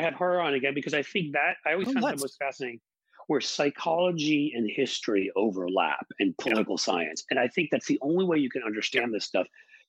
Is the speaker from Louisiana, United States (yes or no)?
no; New York City, New York, United States; where I grew up in Peter Cooper Village in New York.